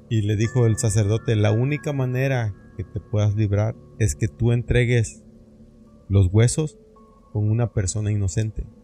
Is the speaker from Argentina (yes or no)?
no; Mexico; also born or lived in Tabasco / Oaxaca; now in United States; estoy de Tabasco y de Oaxaca